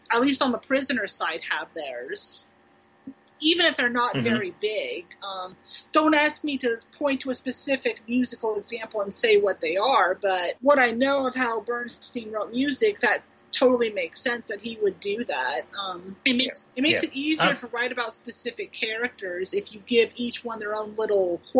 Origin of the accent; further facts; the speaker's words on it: Ohio, United States; now in Kentucky, United States; I'm from Ohio